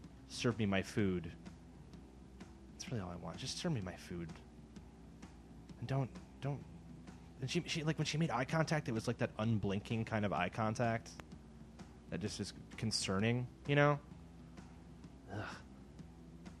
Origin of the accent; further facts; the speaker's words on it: Midwest, United States; moved away; I'm from the Midwest